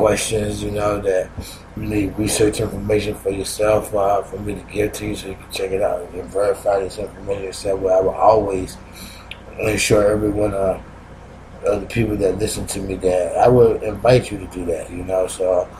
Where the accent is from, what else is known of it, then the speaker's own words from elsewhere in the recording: Chesapeake, Virginia, United States; I've been here all my life